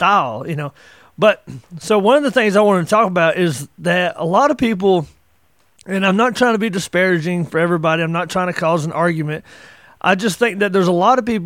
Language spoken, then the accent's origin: English; the South, Appalachia, United States; growing up in the South, growing up in the mountains, Appalachia, we were, you know, I grew up in the 80s